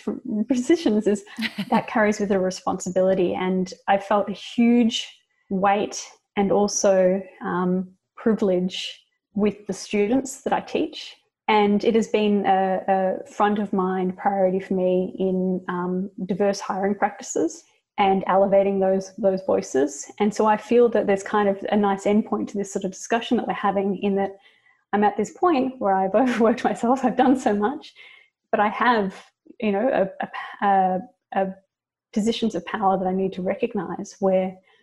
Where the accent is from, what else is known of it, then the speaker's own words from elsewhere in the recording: Australia; now in United States; as an Australian in America